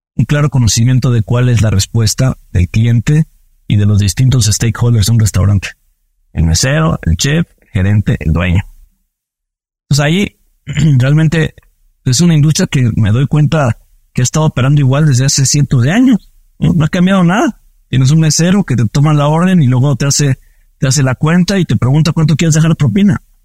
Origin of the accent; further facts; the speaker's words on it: Mexico; soy mexicano